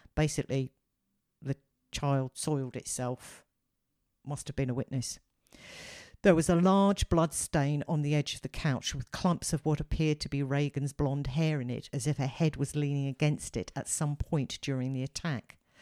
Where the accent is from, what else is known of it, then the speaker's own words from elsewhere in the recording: United Kingdom; as a Brit